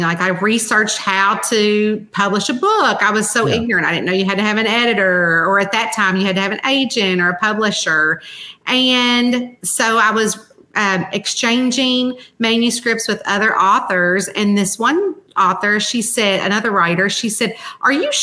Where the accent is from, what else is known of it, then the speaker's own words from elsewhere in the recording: Central Kentucky, United States; moved away as an adult; now in Northern Kentucky, near Cincinnati, United States; I'm from Central Kentucky